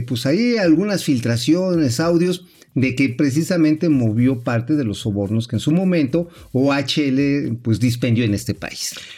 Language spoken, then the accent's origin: Spanish; Tula, Hidalgo, Mexico; yo soy de oriundo de allá de los pueblos hidalguenses